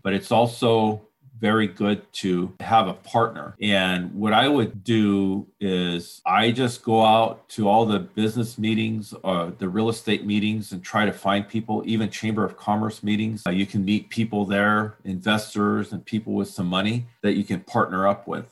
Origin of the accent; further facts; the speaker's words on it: Washington, United States; here in Washington, in my hometown